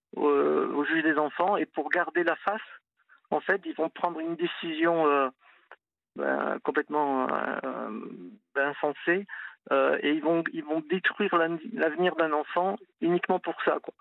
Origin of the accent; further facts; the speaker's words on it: Toulouse, Occitania, France; moved away as an adult; now in Nantes, France; moi je suis toulousain, je suis venu à Nantes il y a 20 ans